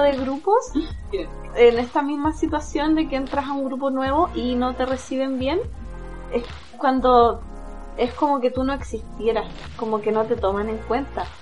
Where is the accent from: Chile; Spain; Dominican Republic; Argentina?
Chile; Temuco, Araucanía; yo soy de Temuco